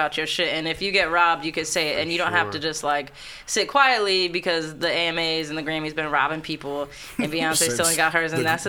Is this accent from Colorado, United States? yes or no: yes; Aurora, Colorado, United States; I grew up in Aurora, Colorado. So, like, there were like 10 black kids at my school.